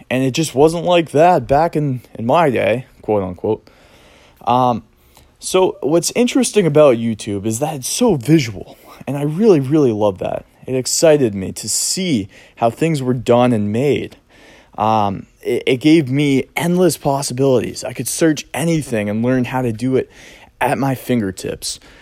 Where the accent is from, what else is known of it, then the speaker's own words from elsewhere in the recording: Cape Cod, Massachusetts, United States; I grew up here on Cape Cod, Massachusetts